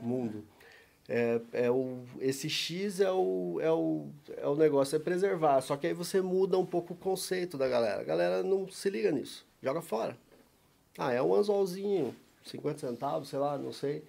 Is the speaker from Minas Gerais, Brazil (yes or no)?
no; São Paulo, Brazil; moved away as an adult; now in Curitiba, Brazil; mas eu sou paulista, nasci em São Paulo